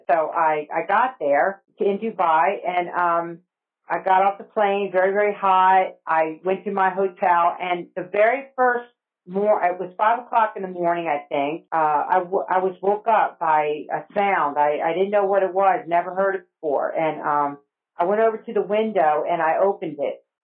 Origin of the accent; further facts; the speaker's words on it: New Jersey, United States; moved away as an adult; also born or lived in Alabama / Egypt; now in College Station, United States; I grew up in New Jersey. Um, my mom was from New Jersey. My dad was from Georgia, and uh, we grew up in a in a little town near Woodbury.